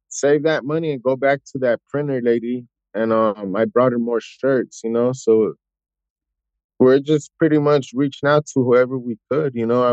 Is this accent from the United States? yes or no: yes; South Bay, California, United States; I'm from South Bay, California